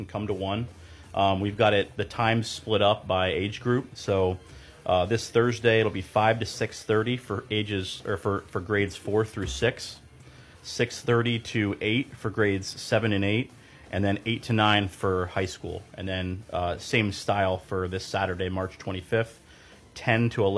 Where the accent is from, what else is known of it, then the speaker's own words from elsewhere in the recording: Northeast Ohio, United States; moved away as an adult; now in Berlin, Maryland, United States; I grew up in Ohio. So okay. I played high school basketball in Northeast Ohio.